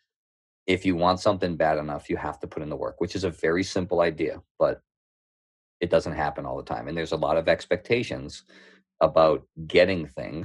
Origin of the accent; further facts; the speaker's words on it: Middleton, Massachusetts, United States; accent: thick Boston; also born or lived in Houston, Texas; I grew up on the North Shore. I grew up in a small town called Middleton. Now that I'm talking back, my accent will probably come out a little thicker.